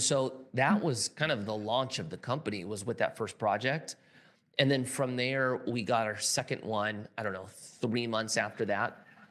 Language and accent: English; California, United States; I'm from California